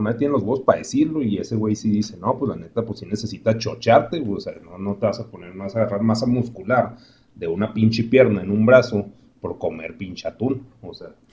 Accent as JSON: {"language": "Spanish", "country": "Mexico", "said": "como mexicanos"}